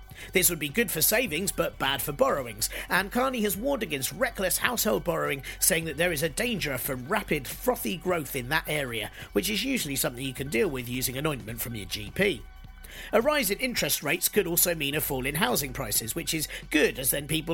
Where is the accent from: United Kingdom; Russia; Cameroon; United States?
United Kingdom; as a Brit